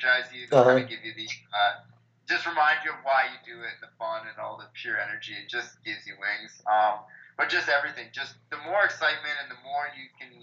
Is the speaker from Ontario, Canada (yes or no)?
no; Penticton, British Columbia, Canada; I've been, you know, the most fortunate growing up in the Ironman town